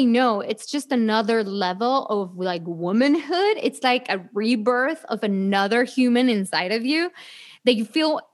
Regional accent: Mexico City, Mexico; moved away; I was born in Mexico City.

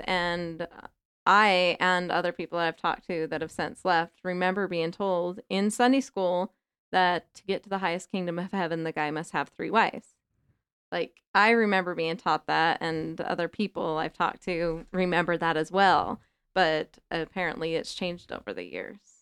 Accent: Salt Lake City, Utah, United States; I grew up in Rose Park

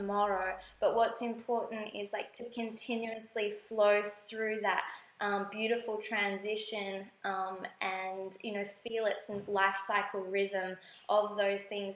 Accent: Australia; moved away as an adult; now in Bali, Indonesia; we are from Australia

